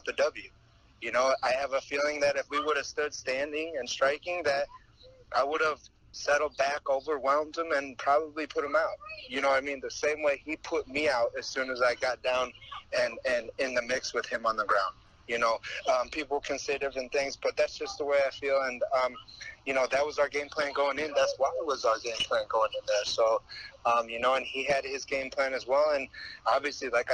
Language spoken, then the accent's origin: English; Toledo, Ohio, United States; I grew up in Toledo, Ohio